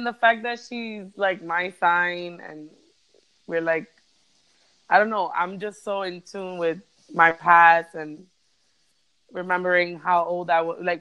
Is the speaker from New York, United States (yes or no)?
yes; New York City, New York, United States; I'm half Puerto Rican, half Dominican. Born and raised in the Bronx.